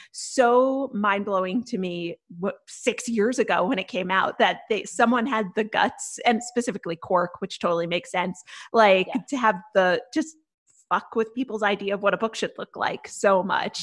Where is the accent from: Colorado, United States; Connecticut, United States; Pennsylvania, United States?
Connecticut, United States; I'm from Connecticut